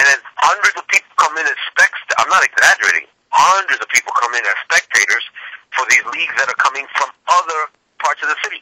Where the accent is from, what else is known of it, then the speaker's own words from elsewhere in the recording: New York City, New York, United States; also born or lived in East Harlem; Grew up in Washington Heights, and went to Catholic schools there.